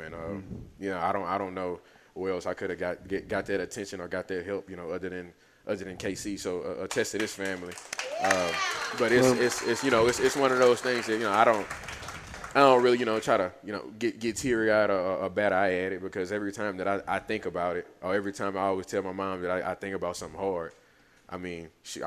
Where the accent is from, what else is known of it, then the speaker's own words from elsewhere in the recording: Lafayette, Louisiana, United States; me learning the French and everything, growing up in Lafayette, my stepfather growing up in Lafayette